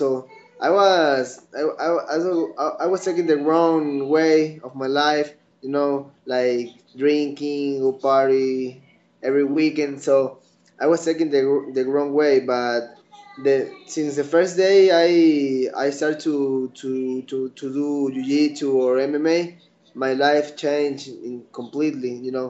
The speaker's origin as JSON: {"language": "English", "country": "Ecuador", "tie": "born or raised there", "said": "So people here, this is like a new sport here in the country"}